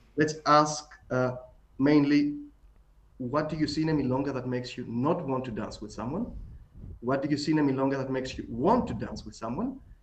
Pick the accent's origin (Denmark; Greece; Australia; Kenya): Greece; accent: Greek; my Greek accent